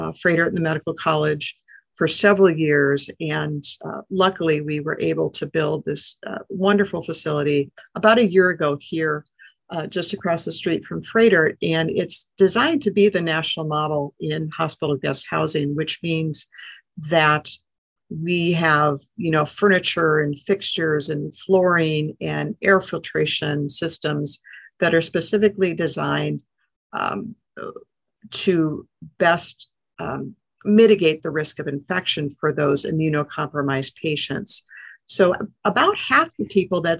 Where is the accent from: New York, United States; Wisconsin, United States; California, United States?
Wisconsin, United States; Milwaukee; moved away as an adult; also born or lived in Seattle, Washington / Portland, Oregon; I used to live in the Milwaukee area. I actually graduated high school from the area